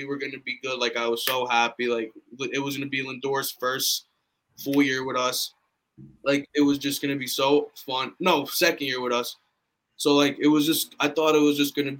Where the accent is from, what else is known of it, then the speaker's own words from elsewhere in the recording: New York, United States; I'm from New York